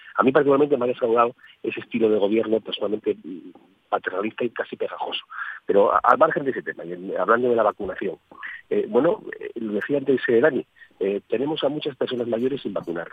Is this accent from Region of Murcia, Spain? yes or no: no; Asturias, Spain; no como asturianos, sino como españoles